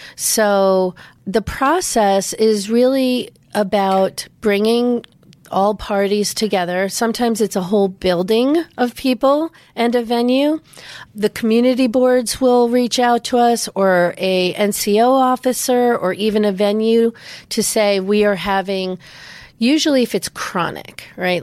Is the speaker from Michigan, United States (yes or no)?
no; New York, United States; growing up in Manhattan